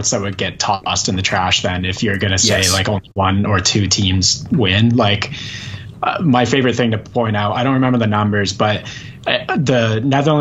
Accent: Canada; I'm Canadian

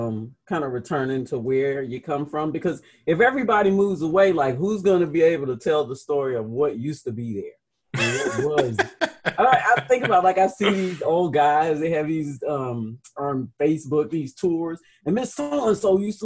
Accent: Houston, Texas, United States; I grew up in Houston.

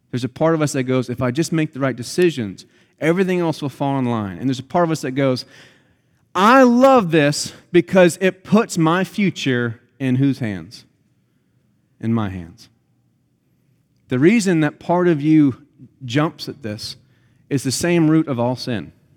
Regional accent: United States; us as American Christians are taught from the youngest age as we grow up

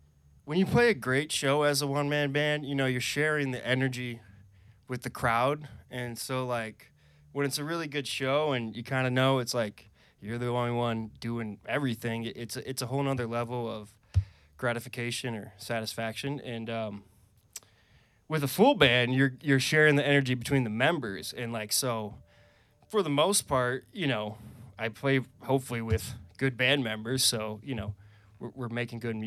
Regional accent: Wisconsin, United States; moved away as an adult; now in Vermont, United States; I'm originally from Wisconsin. I haven't lived there in, I think it's 10 years now

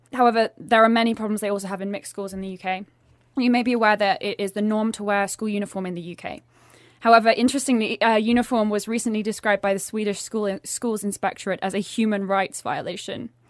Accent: England, United Kingdom; now in Sweden; growing up in England, uh, as a girl

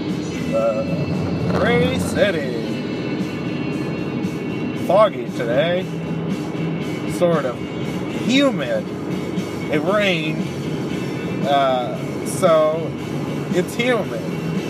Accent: Canada; I'm Canadian, so I'm always smiling.

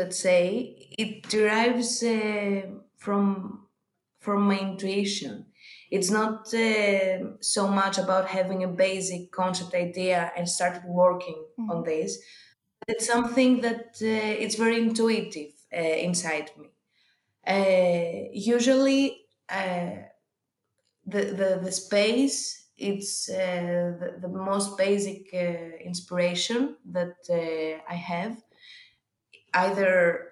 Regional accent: Athens, Attica, Greece; I was born and raised in Athens, but my village is near Sparta

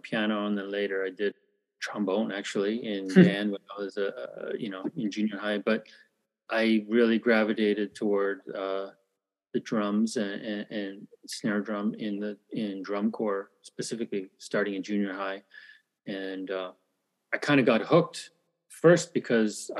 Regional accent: Toronto, Ontario, Canada; moved away as an adult; also born or lived in United States / Calgary, Alberta / Korea; now in Seoul, South Korea; I'm Korean, but I was born in America and grew up in Canada. We moved to Canada when I was one, so I basically grew up in Canada

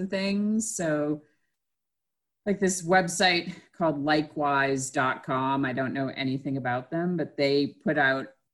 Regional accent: Massachusetts, United States; now in Georgia, United States; where I grew up in Massachusetts, the schools were controlled by the town

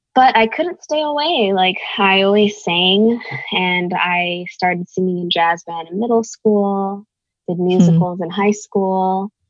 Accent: Bay Area, California, United States; growing up in the Bay Area

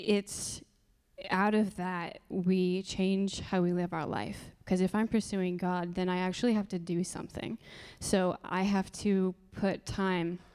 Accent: Marion, Indiana, United States; also born or lived in Upland, Indiana / San Dimas, California; I am a local, so I grew up in Marion in Upland

